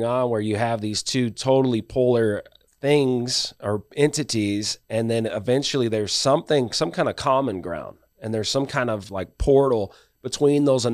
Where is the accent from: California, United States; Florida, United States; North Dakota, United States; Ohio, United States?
California, United States; moved away; I come from California